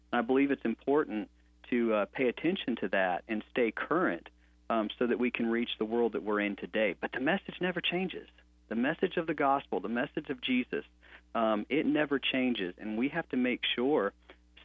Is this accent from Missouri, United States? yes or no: yes; St. Louis, Missouri, United States; I grew up in St. Louis, Missouri